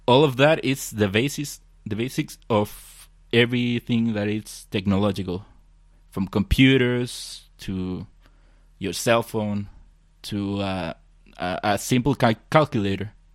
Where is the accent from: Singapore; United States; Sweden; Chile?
Chile; I'm from Chile